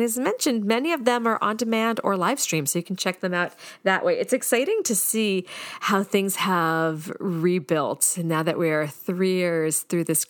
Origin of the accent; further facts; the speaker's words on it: Boston, Massachusetts, United States; I'm from the Boston area